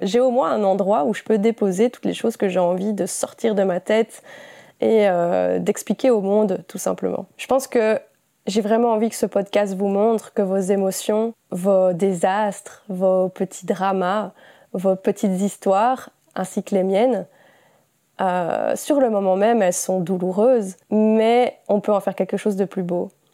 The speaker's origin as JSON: {"language": "French", "country": "Belgium", "said": "j'ai 28 ans, je suis belge"}